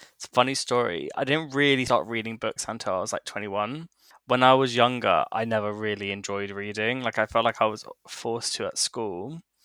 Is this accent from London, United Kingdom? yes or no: yes; London, United Kingdom; growing up in London, you hear so many people's stories